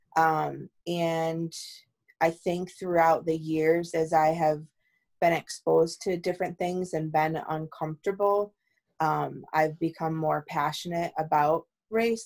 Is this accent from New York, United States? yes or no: yes; East Amherst, New York, United States; we came all the way from East Amherst the suburbs to the city